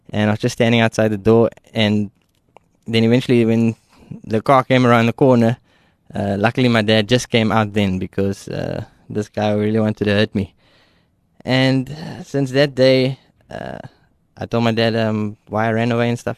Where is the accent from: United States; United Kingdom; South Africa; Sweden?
South Africa; Ruyterwacht, Western Cape; so I grew up in Ruyterwacht. Uh, I lived there for, for 21 years.